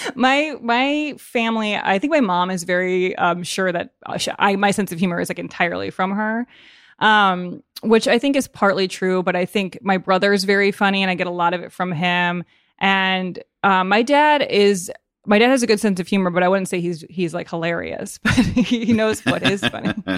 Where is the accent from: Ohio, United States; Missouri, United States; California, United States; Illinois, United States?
Illinois, United States; Evanston; also born or lived in Chicago; i was born in chicago but then my fa- my family moved to evanston when i was a baby and i grew up there